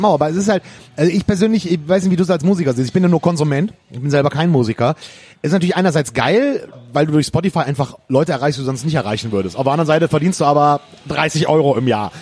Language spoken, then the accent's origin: German; Rhineland, Germany; ich bin Rheinländer.